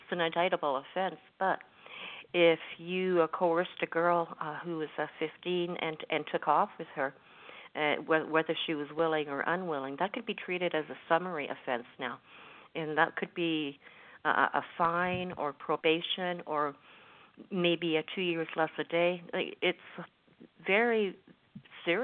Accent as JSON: {"language": "English", "country": "Canada", "said": "I'm speaking as a Canadian"}